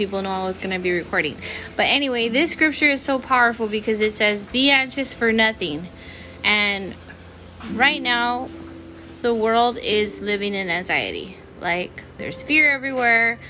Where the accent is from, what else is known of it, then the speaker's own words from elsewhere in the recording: Texas, United States; I'm from Texas